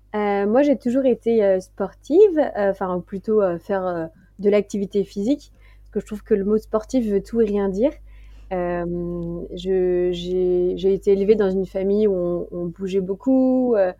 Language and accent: French; Martinique, France; moved away; also born or lived in west coast of France; J'ai grandi aussi en Martinique